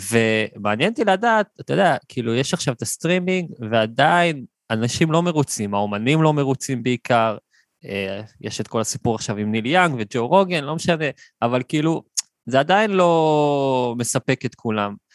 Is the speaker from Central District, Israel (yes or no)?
yes; Hefer Valley, Central District, Israel; also born or lived in Kibbutz Or HaNer; now in Or HaNer, Israel; במקור אני מעמק חפר